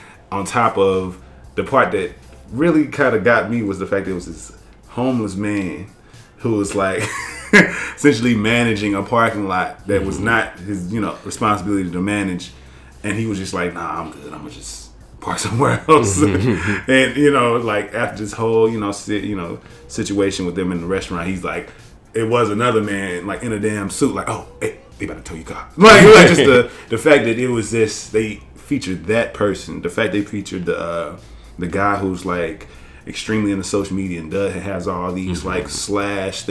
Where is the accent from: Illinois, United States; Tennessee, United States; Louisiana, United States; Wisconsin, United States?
Tennessee, United States; Jackson; moved away; also born or lived in Atlanta; I'm from Tennessee, and I tell them I'm from Jackson, Tennessee